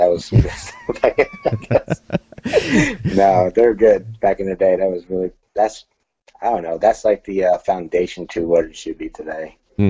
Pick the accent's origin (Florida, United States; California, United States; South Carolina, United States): Florida, United States; Eustis; also born or lived in New York; Actually, I was born in New York, but I was raised here in Florida, in Eustis, actually, right here in Lake County. I graduated here in 98 from Eustis High School.